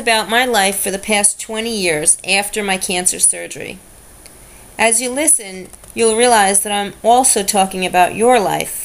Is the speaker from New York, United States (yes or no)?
yes; New York City, New York, United States; I grew up in Brooklyn, New York.